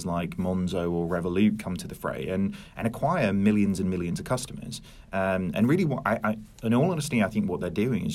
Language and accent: English; Norwich, East of England, United Kingdom; I'm not originally from Norwich. I moved there when I was 5.